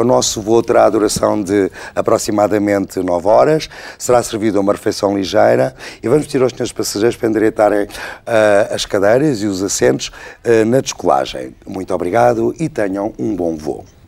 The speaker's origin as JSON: {"language": "Portuguese", "country": "Portugal", "said": "eu sou muito português, sou muito provinciano nisso. sou muito português"}